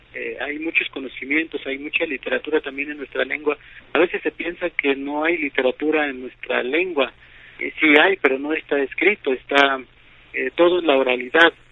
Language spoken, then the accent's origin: Spanish; Huehuetla, Puebla, Mexico; first language Totonac; Spanish is a second language; Huehuetla, donde yo viví, esto es en la Sierra Norte de Puebla